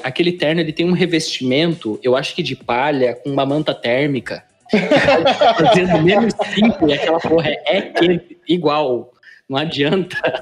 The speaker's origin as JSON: {"language": "Portuguese", "town": "Curitiba", "region": "Paraná", "country": "Brazil", "tie": "born or raised there", "said": "eu já sou curitibano, vivi, cresci na gema lá"}